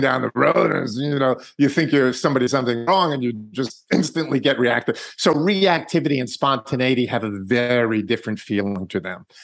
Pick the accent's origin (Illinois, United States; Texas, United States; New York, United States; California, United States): New York, United States; I'm from New York